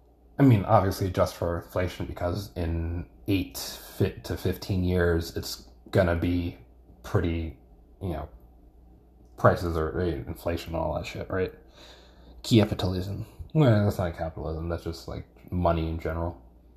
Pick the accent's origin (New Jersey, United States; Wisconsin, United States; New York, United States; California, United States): New York, United States; I think growing up in New York like helps you against that kind of thing, because there's a lot of shit going on at any given moment